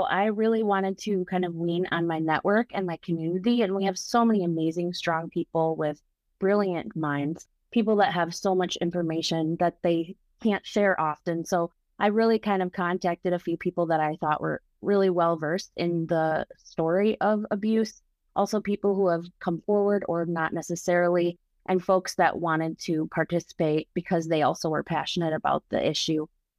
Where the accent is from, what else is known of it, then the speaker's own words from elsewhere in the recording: Grand Rapids, Michigan, United States; I'm actually from Grand Rapids as well, and I've been in bands for many years. My first band in Grand Rapids was called … with all white males.